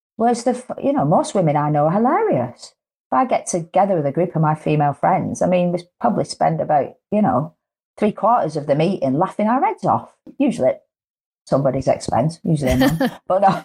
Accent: the north of England, United Kingdom; accent: northern; I'm northern

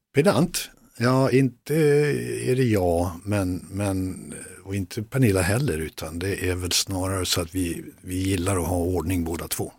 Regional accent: Västerdalarna, Dalarna County, Sweden; det var där jag, där jag växte upp

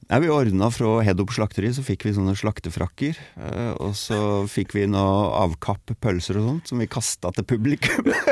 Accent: Tolga, Innlandet, Norway; jeg er veldig glad i hjembygda mi

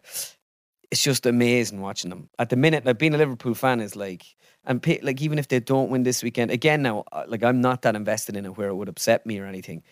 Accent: Ireland; I am Irish

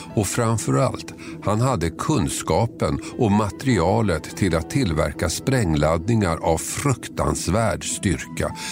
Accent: Tumba, Stockholm County, Sweden; Jag är uppvuxen i Tumba, sydost om Stockholm

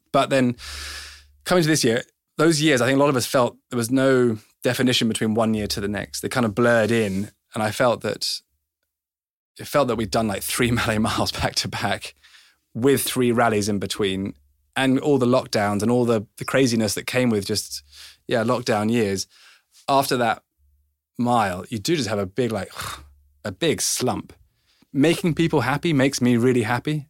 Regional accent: England, United Kingdom; I was born in English

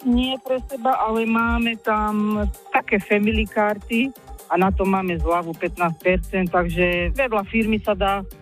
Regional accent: Smolinské, Trnava Region, Slovakia; moved away as an adult; now in Diviacka Nová Ves, Slovakia; Ja som sa sem vydala, ja pochádzam až zo Záhoria, z malej dedinky Smolínske.

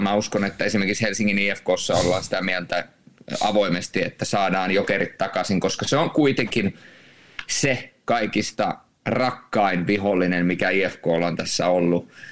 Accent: Rovaniemi, Lapland, Finland; also born or lived in Turku / Jyväskylä; now in Tampere, Finland; Mä oon, mä oon tamperelaistunut rovaniemeläinen

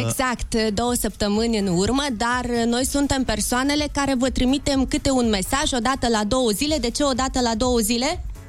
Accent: Moldova; suntem din Republica Moldova

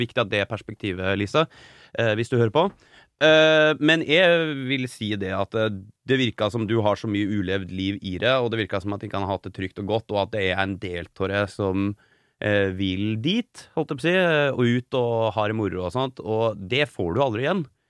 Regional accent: Norway; på Gjerlo, iallfall. Der jeg er fra

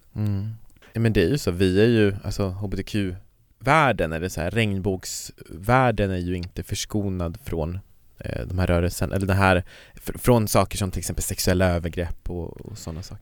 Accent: Kiruna, Norrbotten County, Sweden; jag kommer ju från Kiruna och i Kiruna så fanns det ju inga sådana

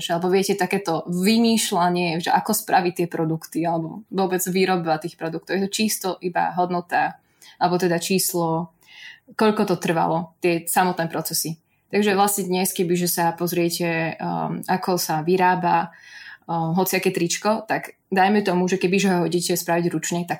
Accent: central Slovakia, Slovakia; ale ako som spomínala, ja som zo stredného Slovenska

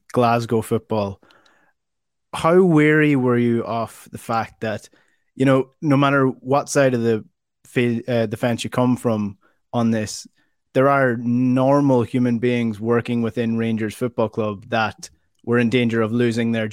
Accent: Donegal, Ulster, Ireland; a teenager growing up in Donegal.

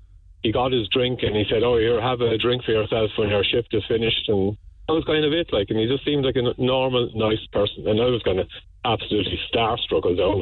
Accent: Kilkenny, Leinster, Ireland; moved away as an adult; also born or lived in London; I said, I'm from Kilkenny.

